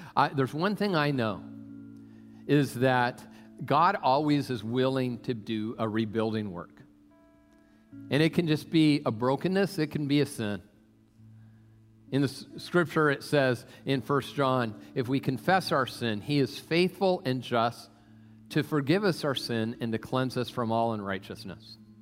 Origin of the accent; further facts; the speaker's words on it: Tacoma, Washington, United States; I grew up in Tacoma area